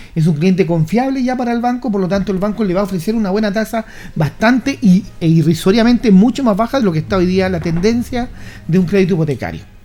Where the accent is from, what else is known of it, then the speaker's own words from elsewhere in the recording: Chile; Somos Chile